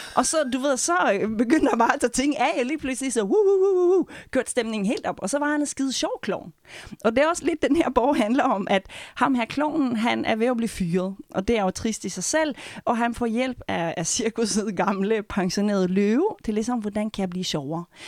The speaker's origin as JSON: {"language": "Danish", "country": "Norway", "moved": "yes", "said": "nu er jeg nordmand"}